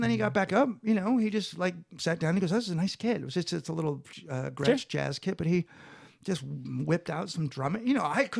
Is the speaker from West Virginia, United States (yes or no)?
no; San Francisco, California, United States; now in Los Angeles, United States; And Marin County area. And then, my kids are, one day I realized my kids are from LA.